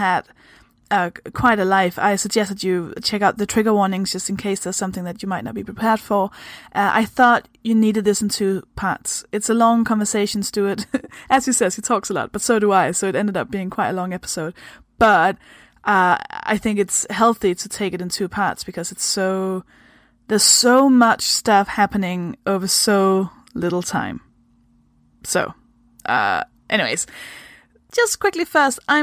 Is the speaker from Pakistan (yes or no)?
no; Denmark; English is a second language; I am also from Denmark. I hope that explains the weird kind of accent thing that I have going on.